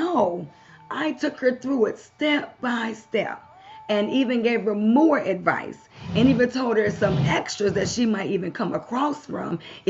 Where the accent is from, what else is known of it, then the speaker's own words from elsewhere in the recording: Baltimore, Maryland, United States; also born or lived in Kansas / California; now in Knoxville, United States; I've lived in Kansas. I've lived in California. I'm from Baltimore, Maryland originally.